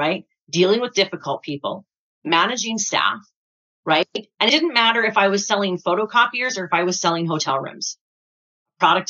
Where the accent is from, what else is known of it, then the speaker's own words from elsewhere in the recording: Waterton, Alberta, Canada; I grew up in Waterton